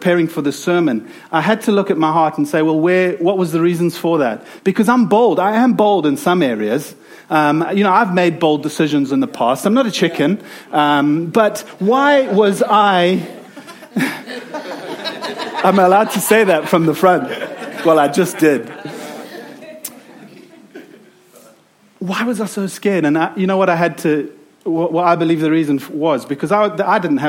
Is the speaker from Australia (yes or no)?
no; South Africa; accent: South African; moved away; you've probably heard from my accent that I am from South Africa